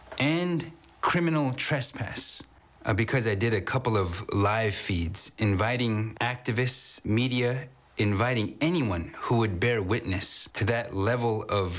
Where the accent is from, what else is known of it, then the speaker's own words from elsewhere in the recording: North Dakota, United States; I grew up on the Standing Rock Reservation